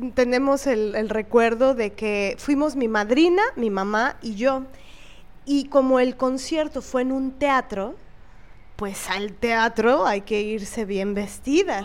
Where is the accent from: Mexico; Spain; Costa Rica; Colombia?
Mexico; Veracruz; nací en Veracruz